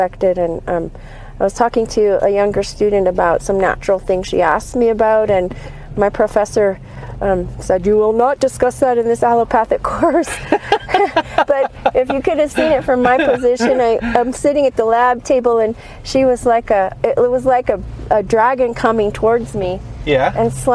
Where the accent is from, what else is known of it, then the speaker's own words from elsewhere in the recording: California, United States; moved away; also born or lived in Los Angeles / Switzerland; I'm from California. I grew up on the ocean in California, and then moved to Los Angeles